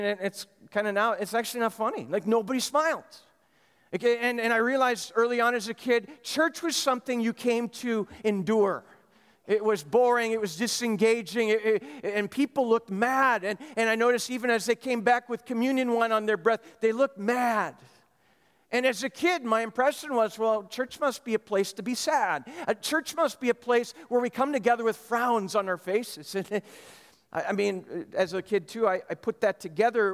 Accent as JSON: {"language": "English", "town": "Lester Prairie", "region": "Minnesota", "country": "United States", "tie": "born or raised there", "moved": "yes", "said": "confessed it to the church in Lester Prairie, Minnesota"}